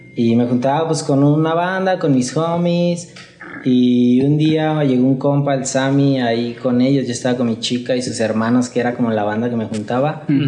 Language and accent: Spanish; Guadalajara, Jalisco, Mexico; Soy de aquí de Guadalajara, güey. Nací en Guadalajara y, y, aquí me la he vivido.